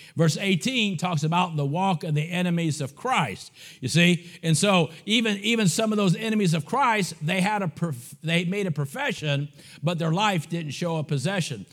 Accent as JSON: {"language": "English", "country": "United States", "also_born_or_lived": "Bulgaria", "said": "I'm an American"}